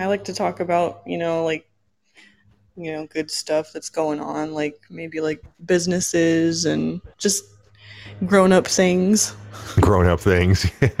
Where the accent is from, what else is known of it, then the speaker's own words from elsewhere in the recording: California, United States; Oh, just California area.